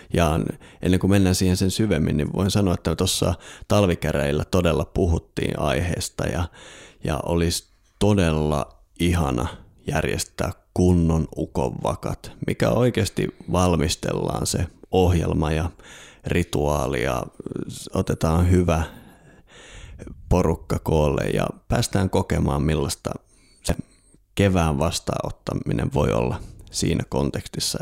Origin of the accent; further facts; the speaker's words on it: Lapland, Finland; Itse olen kotoisin sieltä, missä aurinko ei talvipäivän seisauksena edes nouse.